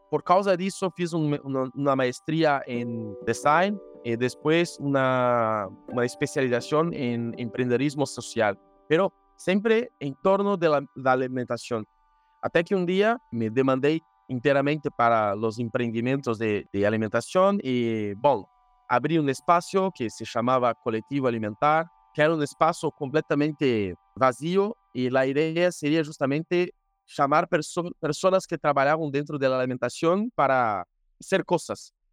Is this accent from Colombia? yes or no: no; Brazil; Spanish is a second language; soy de Brasil y como siempre hablo con Andrés o en los encuentros de la red, eh, yo no voy a hablar español ni portugués, yo hablo portuñol.